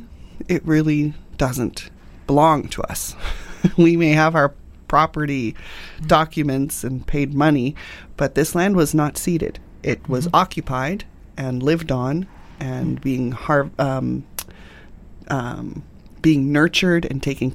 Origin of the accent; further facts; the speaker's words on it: England, United Kingdom; now in Canada; I was born in England and I came over